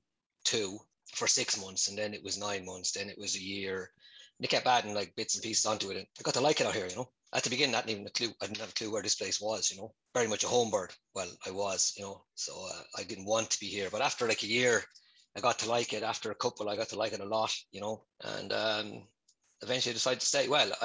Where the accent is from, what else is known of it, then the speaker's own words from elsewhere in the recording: Portlaoise, Leinster, Ireland; moved away as an adult; also born or lived in Dublin; now in Nice, France; I'm from Portlaoise